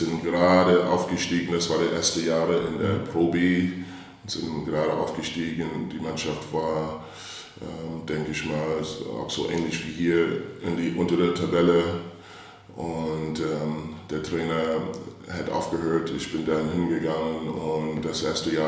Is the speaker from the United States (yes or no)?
yes; St. Louis, Missouri, United States; ich bin aufgewachsen in St. Louis, Missouri, in einem kleinen Ort, die ähm, ja, nicht so groß war.